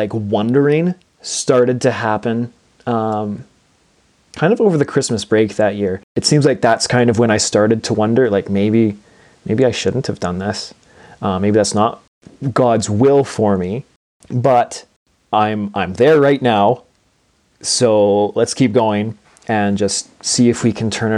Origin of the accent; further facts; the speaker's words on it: Portage la Prairie, Manitoba, Canada; in the Portage La Prairie School Division, so my hometown